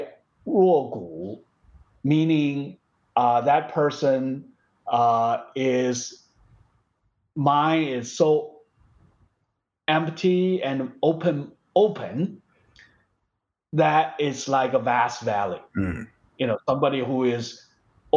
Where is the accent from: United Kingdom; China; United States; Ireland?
China; moved away; in where I used to live, my hometown is part of the that valley of the Yangtze River.